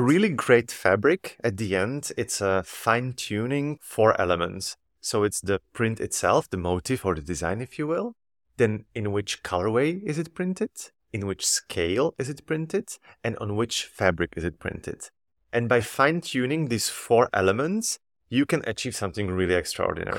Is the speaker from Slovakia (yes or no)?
yes; Slovakia; moved away as an adult; now in Antwerp, Belgium; I was born in Slovakia and raised, and I did all my studies in Slovakia.